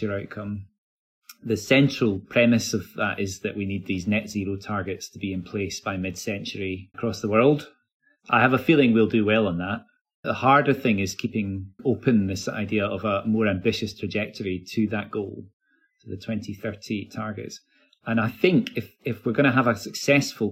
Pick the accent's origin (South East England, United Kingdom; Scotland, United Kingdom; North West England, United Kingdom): Scotland, United Kingdom; Glasgow; I live in Glasgow. I am born in Glasgow. I'm a Glaswegian. So there's a sort of story of success that I would like to be associated with my home city